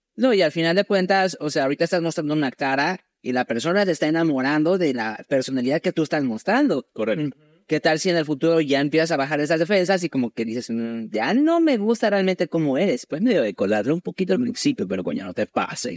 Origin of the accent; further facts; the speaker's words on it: Mexico; yo soy mexicano.